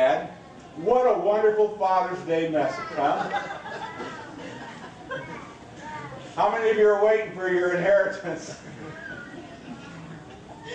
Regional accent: Seward, Nebraska, United States; I was raised in Seward, Nebraska, and I went to St. John's Lutheran grade school

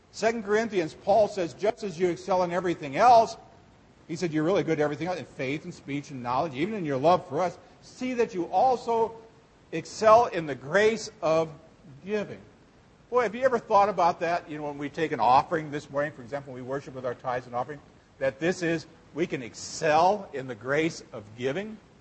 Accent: Seward, Nebraska, United States; when I was a kid, uh, growing up in Seward, Nebraska

